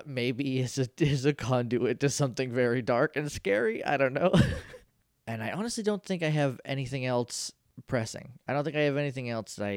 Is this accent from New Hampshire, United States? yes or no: yes; New Hampshire, United States; I'm from New Hampshire.